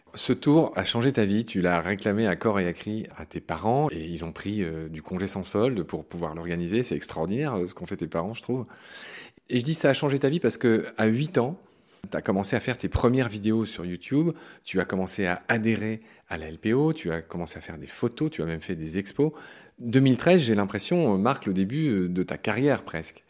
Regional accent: Lorraine, Grand Est, France; moved away; dans ma Lorraine natale

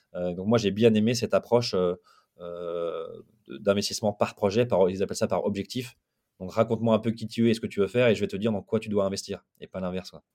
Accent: Lille, Hauts-de-France, France; moi je suis Lillois, j'habite à Lille

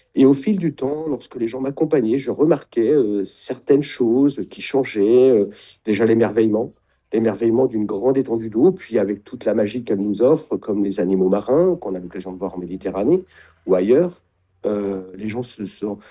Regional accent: Champagne-Ardenne, Grand Est, France; moved away; also born or lived in Nord; je suis de Champagne-Ardenne

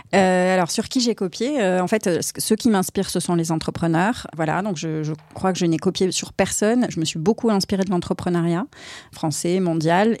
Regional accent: Aix-en-Provence, Provence-Alpes-Côte d'Azur, France; je suis originaire d'Aix-en-Provence

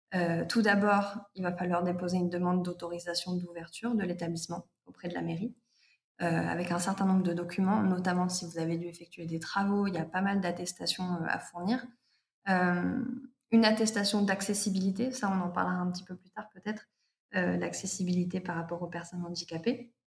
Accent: Provence-Alpes-Côte d'Azur, France; also born or lived in Paris; now in Toulouse, France; je suis originaire des Alpes-Maritimes

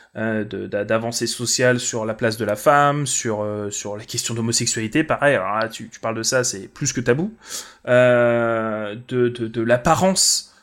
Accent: France; tu leur dis que t'es français

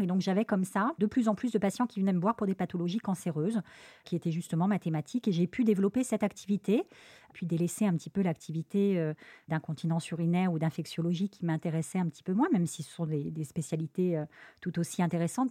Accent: Lyon, Auvergne-Rhône-Alpes, France; moved away as an adult; also born or lived in Paris; now in Marseille, France; je suis originaire de la ville de Lyon

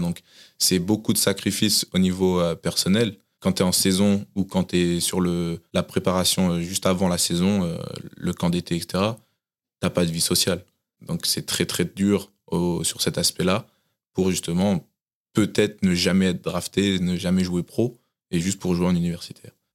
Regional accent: Tours, Centre-Val de Loire, France; moved away as an adult; now in United States; je suis né à Tours et du coup, j'ai grandi à Tours

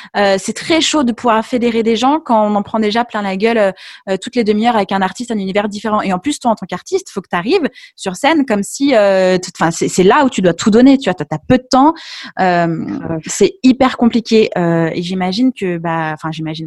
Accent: Lyon, Auvergne-Rhône-Alpes, France; j'étais de Lyon. Je le suis toujours.

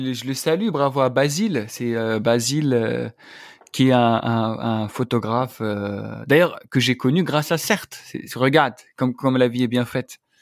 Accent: Algeria; moved away; je suis algérien

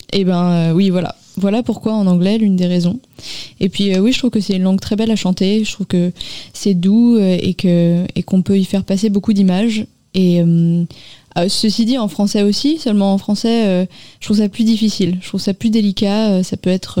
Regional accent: Paris, Île-de-France, France; now in Nanterre, France; J'ai grandi à Paris

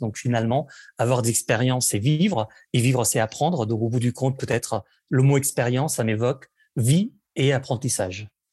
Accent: Barcelona, Catalonia, Spain; French is a second language; now in France; je suis né à Barcelone, où j'ai vécu pendant, pendant, pendant plusieurs années, en fait, où j'ai grandi

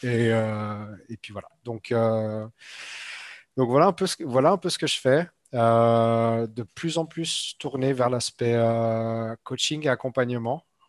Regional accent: Switzerland; moved away; Je viens de Suisse en fait euh, à la base.

